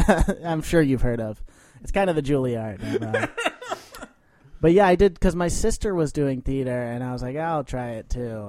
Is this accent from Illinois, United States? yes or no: yes; Wilmette, Illinois, United States; moved away as an adult; also born or lived in Worcester, Massachusetts; now in New York, United States; I'm from Wilmette, Illinois, yes.